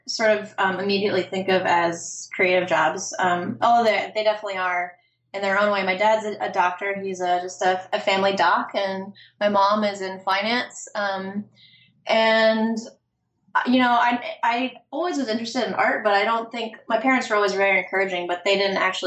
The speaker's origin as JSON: {"language": "English", "town": "Richmond", "region": "Virginia", "country": "United States", "tie": "born or raised there", "moved": "as an adult", "lives_now": "New York City, United States", "said": "I grew up in Richmond, Virginia"}